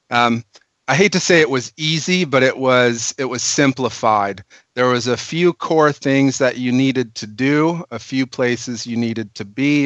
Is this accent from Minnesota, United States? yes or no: yes; Minnesota, United States; now in California, United States; I'm actually a Minnesotan